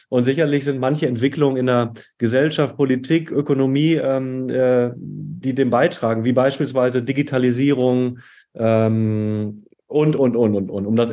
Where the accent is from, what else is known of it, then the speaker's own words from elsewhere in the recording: Hattingen, North Rhine-Westphalia, Germany; Ähm, ich komme aus dem Ruhrgebiet an einer kleinen Stadt namens Hattingen, so näher Essen, Bochum, Dortmund oder erweitert auch Köln. Äh, bin dort aufgewachsen